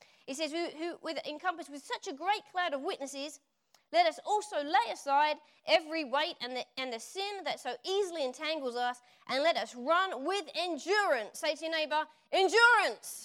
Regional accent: Essex, East of England, United Kingdom; accent: Essex; moved away as an adult; now in United States; when I come back here, my Essex accent comes out

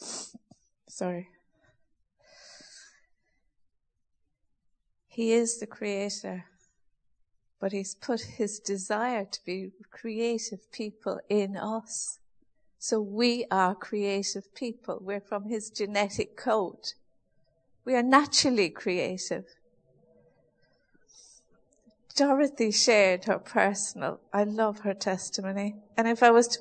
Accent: Ireland; being Irish, we had a few cows when I was young, and we used to send milk to the creamery

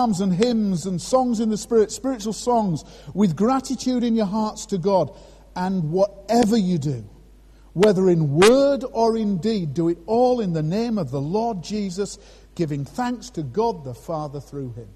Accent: Scarborough, Yorkshire and the Humber, United Kingdom; moved away; Scarborough, my hometown.

